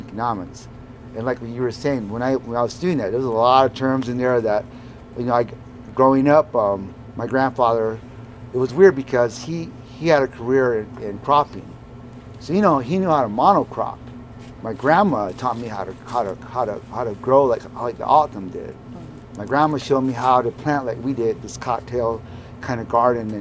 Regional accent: Southern Arizona, United States; I come from South Arizona

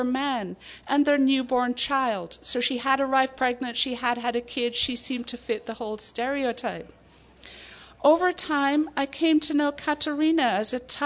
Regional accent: Ireland; moved away; I grew up in the Irish Republic

